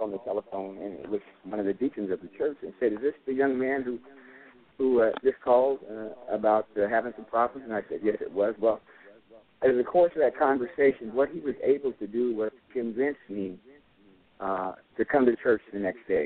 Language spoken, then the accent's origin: English; Bay Area, California, United States; moved away as an adult; now in Irving, United States; I'm from the Bay Area in California